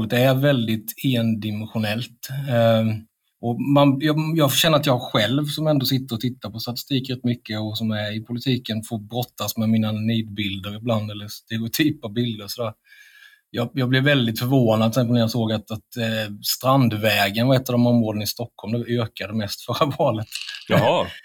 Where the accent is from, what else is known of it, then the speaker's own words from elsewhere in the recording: India; now in Sweden; även om jag kommer från Indien Eh, om det blir krig mellan Sverige och Indien så kommer jag gå först till svenska armén med en Kalashnikov.